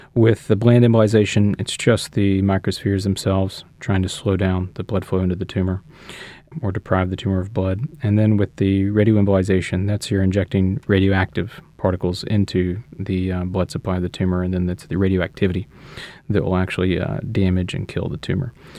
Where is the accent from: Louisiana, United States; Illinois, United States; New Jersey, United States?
Louisiana, United States; Shreveport; moved away as an adult; also born or lived in Houston, Texas / Los Angeles, California; now in New Orleans, United States; I'm from Louisiana, uh, grew up in North Louisiana in Shreveport.